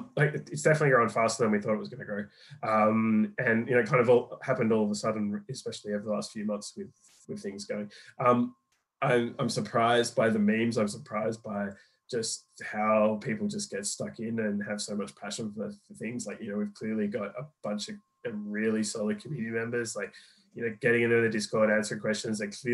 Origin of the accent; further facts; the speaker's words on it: Australia; now in London, United Kingdom; I'm Australian. But I've been in London and for about 8-9 years now.